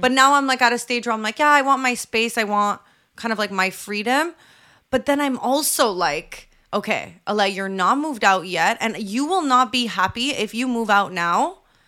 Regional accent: Canada; I hate being Canadian

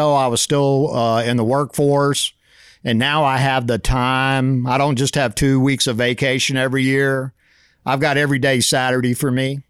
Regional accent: Dallas, Texas, United States; I'm from Dallas originally.

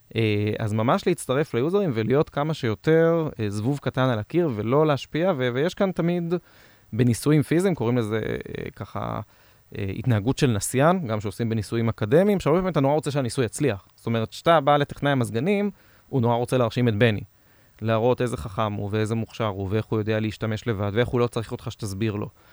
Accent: Israel; אנחנו ישראלים

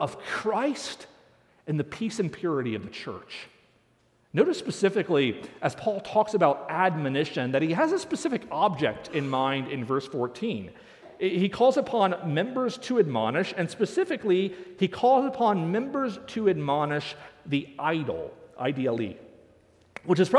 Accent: Northeast, United States; now in Nebraska, United States; I grew up in the Northeast

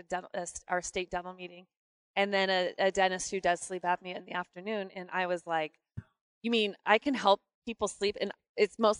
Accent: North Idaho, United States; I am from Idaho, but just the tip. So way just up the in tip. The north

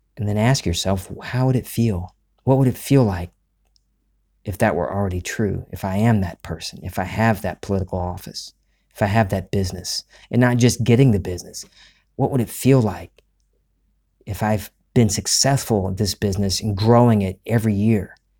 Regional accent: Gulf Coast of the United States, United States; we're from the Gulf Coast of the United States

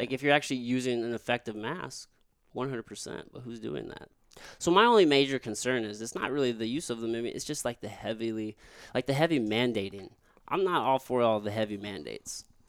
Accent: rural Missouri, United States; also born or lived in Jefferson City, Missouri; I grew up in rural, rural Missouri around all white people

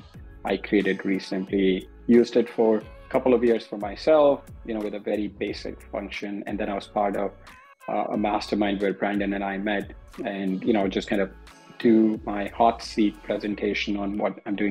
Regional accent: India; moved away as an adult; also born or lived in New York / Chicago; Born and raised in India.

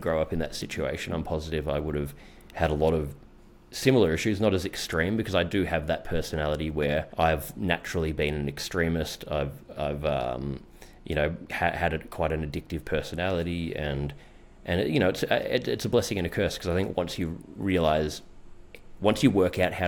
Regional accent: Melbourne, Victoria, Australia; I actually became, very well known in where I grew up in Melbourne.

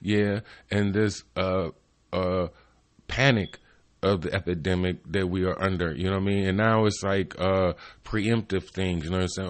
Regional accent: Cleveland, Ohio, United States; I'm from Cleveland, Ohio, East Cleveland

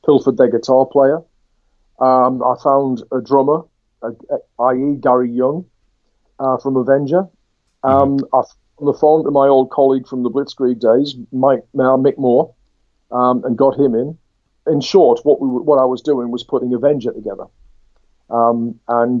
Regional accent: Durham, North East England, United Kingdom; also born or lived in Leicester / Washington; I returned from Leicester back up to my native northeast, because I'm a Durham lad. I was from Durham City.

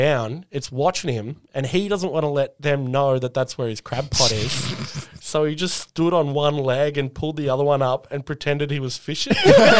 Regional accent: Bundaberg, Queensland, Australia; also born or lived in Walgett; now in Wagga Wagga, Australia; So I was born in Bundaberg.

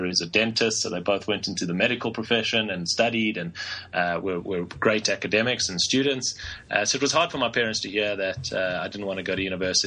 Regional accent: Johannesburg, Gauteng, South Africa; Born and raised in Johannesburg in South Africa

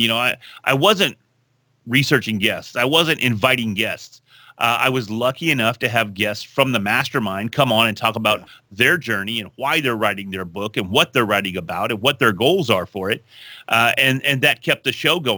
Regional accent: Texas, United States; I'm from Texas

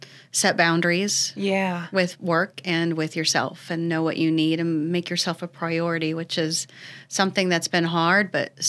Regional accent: Ocala, Florida, United States; This is my hometown community, born and raised.

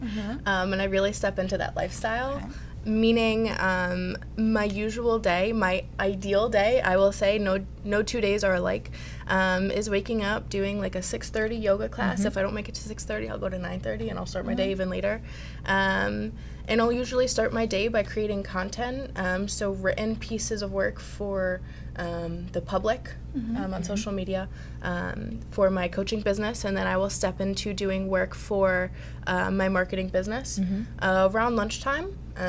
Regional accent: Connecticut, United States; Outside Hartford, Connecticut.

